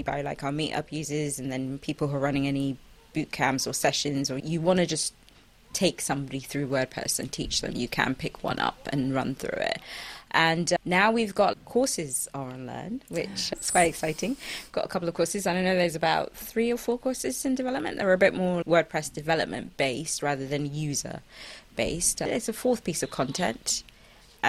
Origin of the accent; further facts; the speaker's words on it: Kaduna, Kaduna State, Nigeria; I come from Kaduna, Nigeria